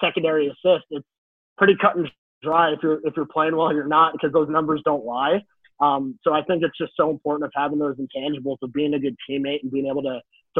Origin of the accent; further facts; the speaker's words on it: Hudson Valley, New York, United States; I am from downstate New York